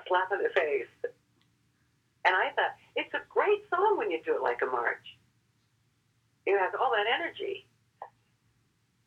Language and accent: English; Nebraska, United States; moved away; I'm from Nebraska